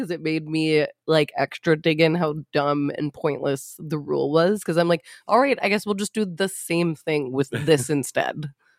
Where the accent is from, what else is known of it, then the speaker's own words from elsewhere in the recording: Edmonton, Alberta, Canada; because it's Edmonton in my hometown